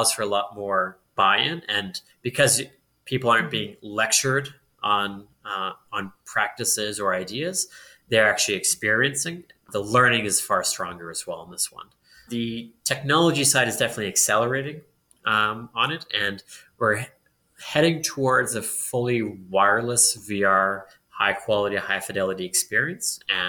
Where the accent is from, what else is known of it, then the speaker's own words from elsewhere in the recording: Edmonton, Alberta, Canada; I'm born and raised in Edmonton.